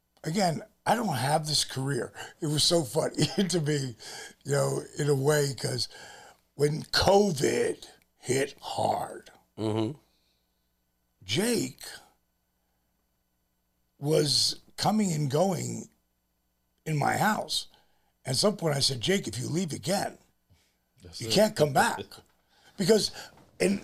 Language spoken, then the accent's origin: English; New Jersey, United States; we're both from Jersey